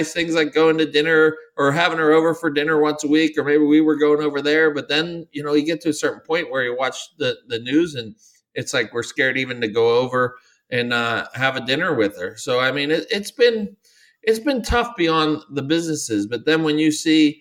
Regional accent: United States; I definitely have grew up American kid

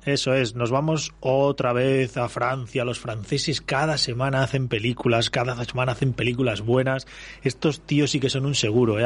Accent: Castile, Spain; para gente como nosotros, castellanos

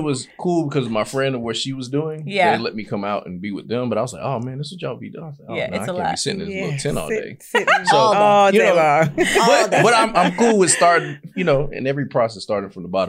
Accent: Fort Lauderdale, Florida, United States; now in Atlanta, United States; I'm from Fort Lauderdale, but I've been in Atlanta.

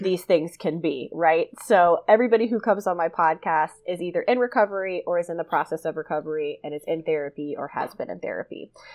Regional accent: South Georgia, United States; I grew up in South Georgia

